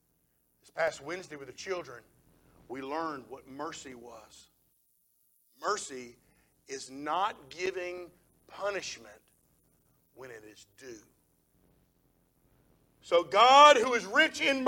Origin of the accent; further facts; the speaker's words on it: United States; our freedom as Americans